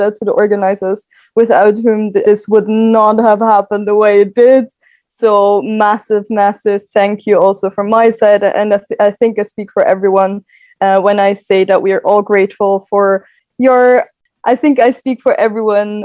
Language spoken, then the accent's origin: English; Austria; I am from Austria. Right now I live in Vienna, but I will be moving to Brussels soon